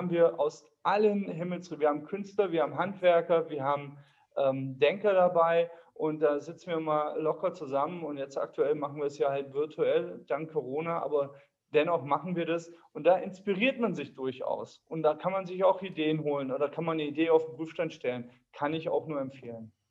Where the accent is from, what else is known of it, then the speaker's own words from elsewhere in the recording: Homberg, Germany; Ich komme aus Homberg.